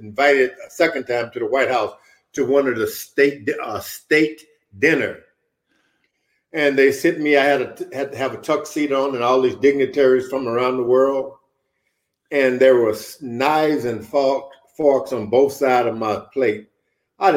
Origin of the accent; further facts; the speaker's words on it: United States; I'm an American